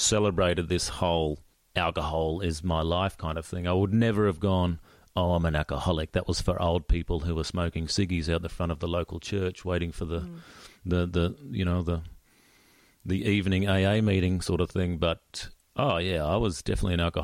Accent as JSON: {"language": "English", "town": "Gold Coast", "region": "Queensland", "country": "Australia", "said": "I was away from the Gold Coast."}